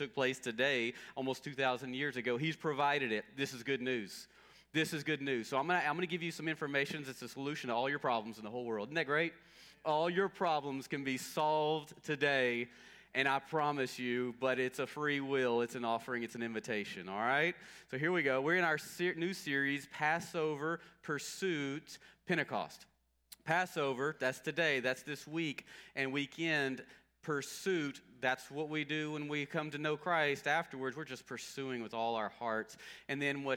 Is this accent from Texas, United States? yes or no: yes; Longview, Texas, United States; I grew up in Longview, near Longview, and so Longview, Texas